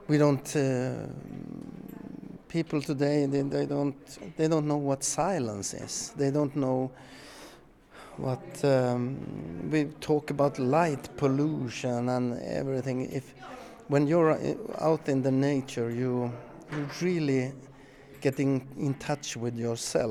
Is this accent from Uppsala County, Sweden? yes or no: no; Pajala, Norrbotten County, Sweden; moved away as an adult; now in Skåne, Sweden; I was born and raised in Pajala, north of the Arctic Circle, but now I live in the very south of Sweden.